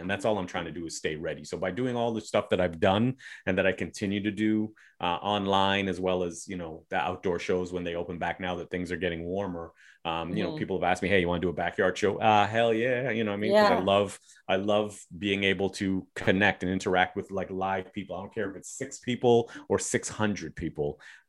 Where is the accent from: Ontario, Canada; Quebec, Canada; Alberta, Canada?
Ontario, Canada; Toronto; growing up in Toronto, I and this is before I started traveling, because I didn't really start traveling until I started doing comedy.